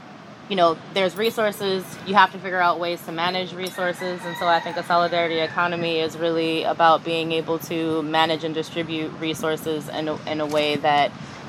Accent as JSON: {"language": "English", "town": "New York City", "region": "New York", "country": "United States", "said": "I'm originally from New York City, the Lower East Side, specifically from Manhattan."}